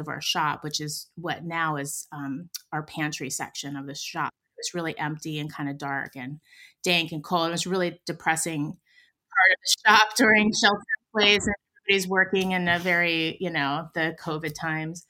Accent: Pittsburgh, Pennsylvania, United States

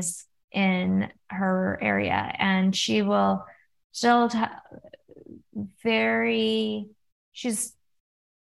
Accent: California, United States; also born or lived in Oregon; I grew up in California

